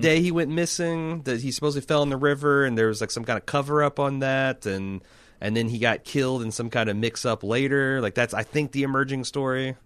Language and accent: English; Midwest, United States; I'm from the Midwest, uh, one of the last bastions of drive-in cinema.